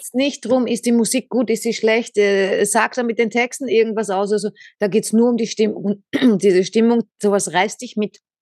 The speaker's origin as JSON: {"language": "German", "region": "Vienna", "country": "Austria", "said": "Ich bin äh, Wienerin"}